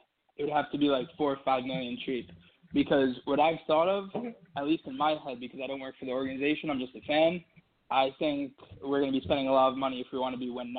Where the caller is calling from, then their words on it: New York City, New York, United States; I'm from Brooklyn, New York.